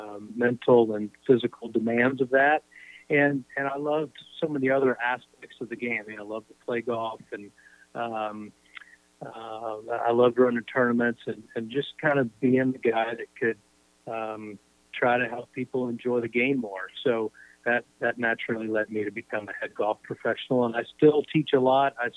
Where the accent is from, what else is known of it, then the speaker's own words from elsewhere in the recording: Indiana, United States; I grew up in Indiana, as you know, it's a basketball crazy state